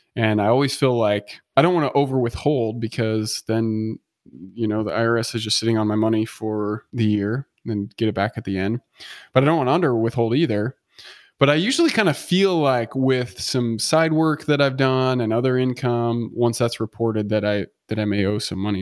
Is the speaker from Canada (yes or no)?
no; United States; as an American